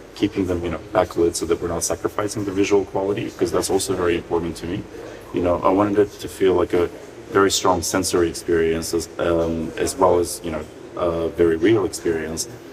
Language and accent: English; North Macedonia; when I was growing up in Macedonia.